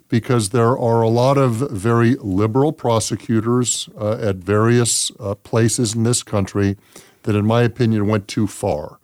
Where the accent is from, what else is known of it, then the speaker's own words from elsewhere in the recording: Los Angeles, California, United States; moved away as an adult; also born or lived in San Diego; now in Las Vegas, United States; I was born and raised in Los Angeles